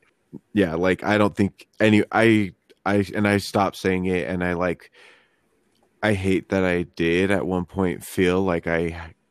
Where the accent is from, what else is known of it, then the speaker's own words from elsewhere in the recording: Utah, United States; I grew up here in Utah, though, and people said it around here in, like, the Polynesian community, and, like, at, you know, church and stuff, that in, like, our ward.